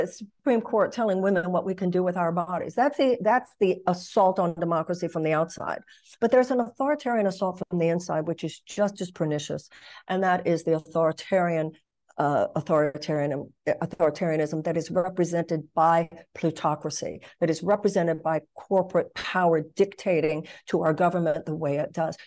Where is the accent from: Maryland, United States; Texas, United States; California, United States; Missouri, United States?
Texas, United States; moved away as an adult; also born or lived in Los Angeles / New York / Michigan; I come from Texas.